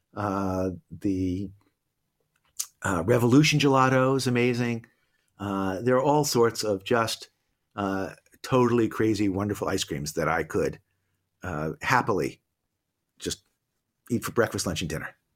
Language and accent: English; Boston, Massachusetts, United States; I grew up in Boston. I'm a Celtics guy